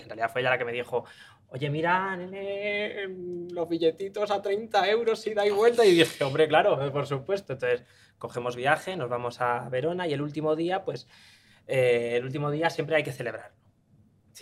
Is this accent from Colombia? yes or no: no; Spain; somos españoles